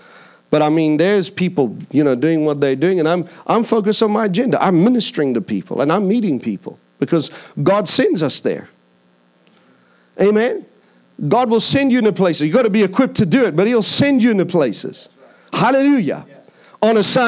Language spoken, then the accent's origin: English; India; also born or lived in Philippines / Mauritius / Seychelles / Madagascar; I grew up in India. I grew up in the Philippine Islands. I lived in Mauritius. I lived in Seychelles. I lived in Madagascar.